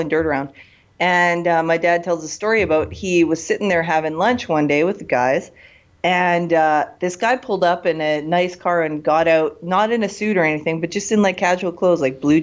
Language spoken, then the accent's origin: English; Kelowna, British Columbia, Canada; my grandpa, Rudy, he started the first taxi cab company in my hometown in Kelowna, BC